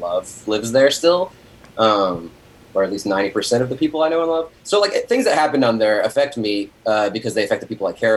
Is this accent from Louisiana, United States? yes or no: yes; Lafayette, Louisiana, United States; moved away; my hometown, which is Lafayette, Louisiana